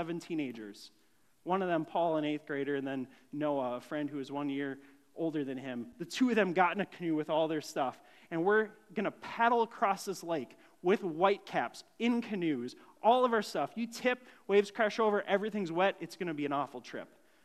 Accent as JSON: {"language": "English", "town": "Grand Marais", "region": "Minnesota", "country": "United States", "tie": "born or raised there", "said": "as a young kid growing up in Grand Marais"}